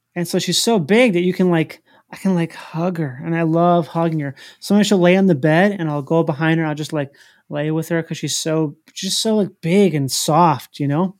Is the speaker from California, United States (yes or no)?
no; Minnesota, United States; I'm from the Midwest, which is, like, middle America.